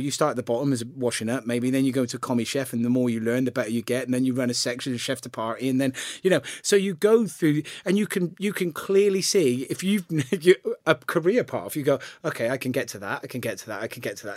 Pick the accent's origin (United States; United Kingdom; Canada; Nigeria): United Kingdom; Gloucester, South West England; I grew up in the centre of Gloucester